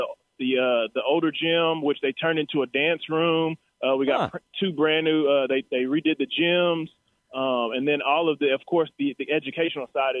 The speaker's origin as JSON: {"language": "English", "region": "Texas", "country": "United States", "tie": "born or raised there", "said": "I was here from Texas"}